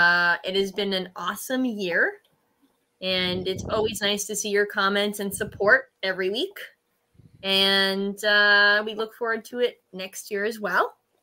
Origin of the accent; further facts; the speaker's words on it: Canada; now in United States; I'm Canadian.